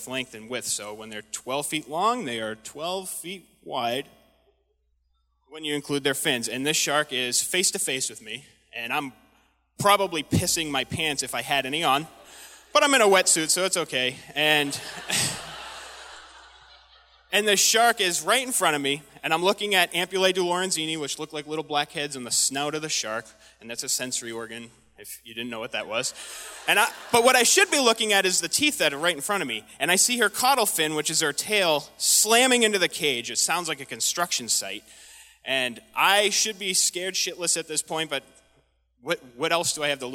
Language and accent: English; United States; I'm an American